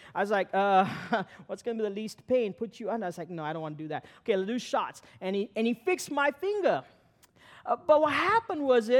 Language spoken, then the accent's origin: English; Sri Lanka; now in Pittsburgh, United States; I came to Pittsburgh in 95, I came in and it was a culture shock getting to know the culture. And I came from Sri Lanka, a long ways from here.